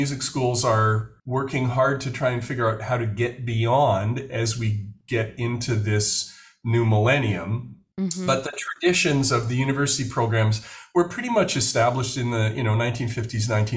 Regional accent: Winnipeg, Manitoba, Canada; now in Vancouver, Canada; I'm Canadian, was born in what my Indigenous community thinks of as Red River, which a lot of people would call Winnipeg, Manitoba

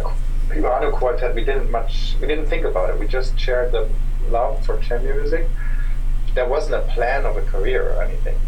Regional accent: Hamburg, Germany; moved away; also born or lived in Karlsruhe; I'm from Hamburg.

